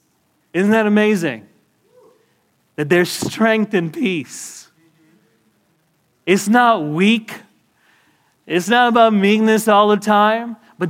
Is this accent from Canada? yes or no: yes; Canada; I got my green card. Everybody relax. You know? I'm Canadian, right?